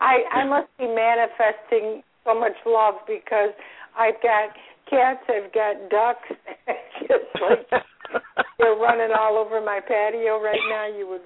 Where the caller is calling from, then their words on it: Florida, United States; I'm calling from Florida.